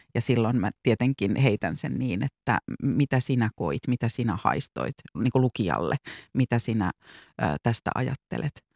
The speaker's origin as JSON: {"language": "Finnish", "town": "Vantaa", "region": "Uusimaa", "country": "Finland", "moved": "yes", "said": "mäkin puhun me korsolaiset, en enää asu siellä, en ole asunut vuosikymmeniin"}